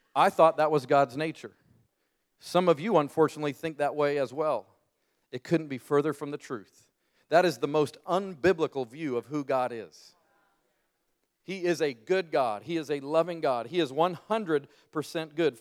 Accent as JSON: {"language": "English", "region": "Colorado", "country": "United States", "moved": "as an adult", "lives_now": "Birmingham, United States", "said": "I'm from the Rocky Mountains"}